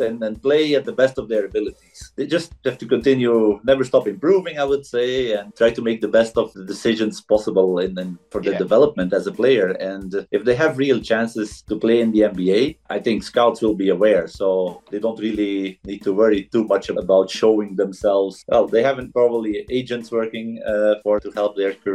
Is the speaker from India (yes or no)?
no; Belgium; now in Barcelona, Spain; back in my home country in Belgium